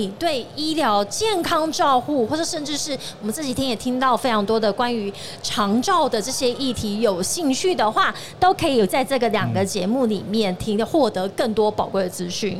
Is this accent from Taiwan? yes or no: yes; Tainan, Taiwan; 我们的家乡台南的，然后再也是我自己本身的母校